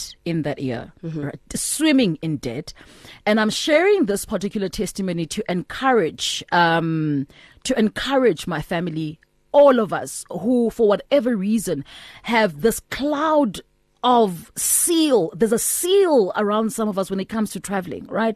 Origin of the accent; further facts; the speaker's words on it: South Africa; We're all South African, we understand Stokvel